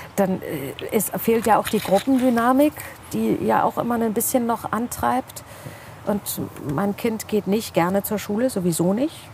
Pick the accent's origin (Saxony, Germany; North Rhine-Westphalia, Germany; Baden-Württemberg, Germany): North Rhine-Westphalia, Germany; Bielefeld; ich bin quasi im Obdachlosenheim aufgewachsen